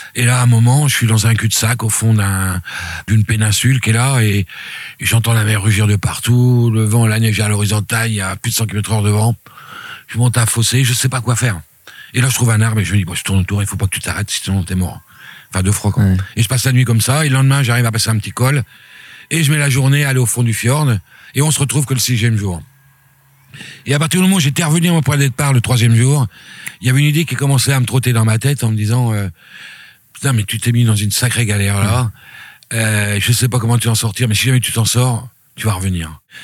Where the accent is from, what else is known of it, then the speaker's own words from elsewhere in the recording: Reims, Grand Est, France; moved away as an adult; also born or lived in French Guiana; now in La Rochelle, France; quand je suis rentré à Reims